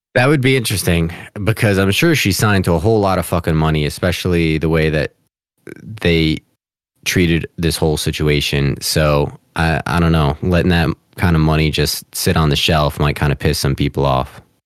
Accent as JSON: {"language": "English", "region": "New Jersey", "country": "United States", "said": "I'm from Jersey"}